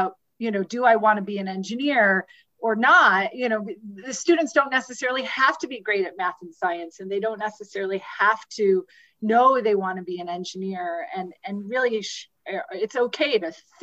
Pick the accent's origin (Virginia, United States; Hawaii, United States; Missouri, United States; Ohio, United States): Ohio, United States; Cleveland Heights; I went to a public high school in Cleveland Heights, Ohio, a large public high school, very diverse public high school in Cleveland Heights, Ohio. So grew up through that school system